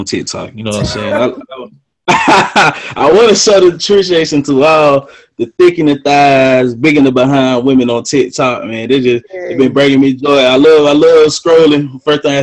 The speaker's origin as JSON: {"language": "English", "town": "Greenwood", "country": "United States", "tie": "born or raised there", "said": "growing up in Greenwood"}